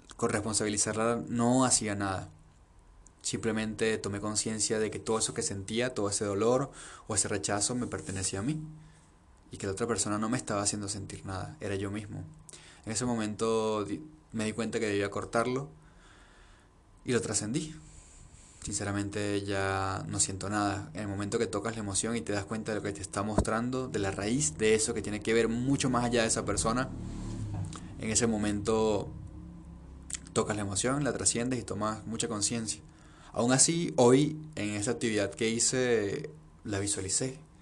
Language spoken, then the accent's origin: Spanish; Venezuela; now in Peru; aunque haya nacido en Venezuela aunque mi papá y mi mamá estén en Venezuela